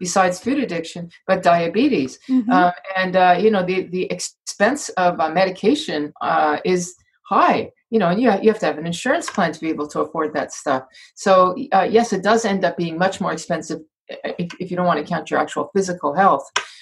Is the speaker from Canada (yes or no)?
yes; Canada; I'm from Canada